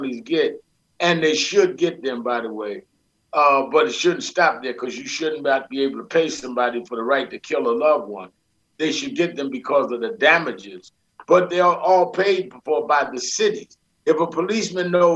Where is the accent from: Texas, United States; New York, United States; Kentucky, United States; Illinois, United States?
New York, United States; New York City; I grew up in Brooklyn, New York